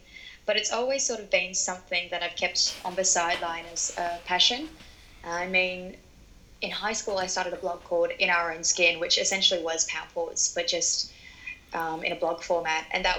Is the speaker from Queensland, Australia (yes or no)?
no; Sydney, New South Wales, Australia; born there; I wasn't born in New Zealand. I was born in Sydney, but my dad's work kind of had us traveling around a fair bit.